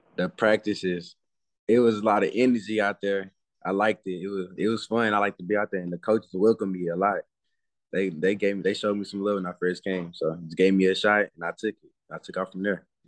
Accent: Dallas, Texas, United States; I'm from Dallas, Texas

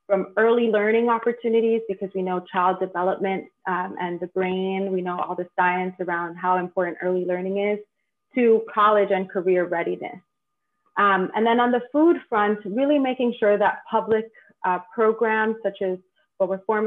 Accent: New York City, New York, United States; also born or lived in Bronx, New York; I was born and raised on the Lower East Side, but now reside in the Bronx

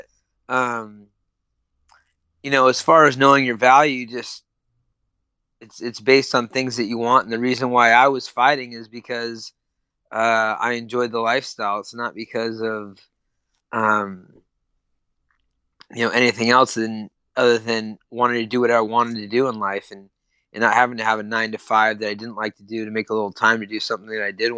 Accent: Sacramento, California, United States; my hometown

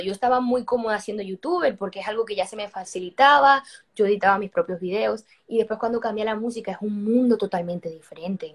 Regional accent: Madrid, Community of Madrid, Spain; now in Miami, United States; Soy española cubana porque yo nací en Madrid, igual que mis hermanas, pero mi familia, em, esto, todo el mundo es cubano

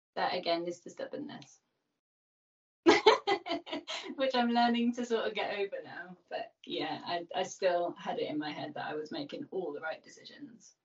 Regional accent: Birmingham, West Midlands, United Kingdom; I grew up in Birmingham, which is one of the cities in England

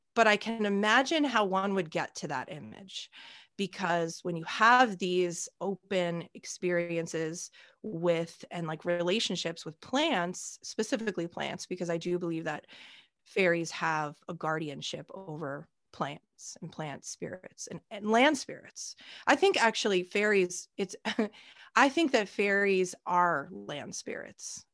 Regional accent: New York, United States; also born or lived in Australia; at a local summer camp where I was from. I'm from America. I'm from New York

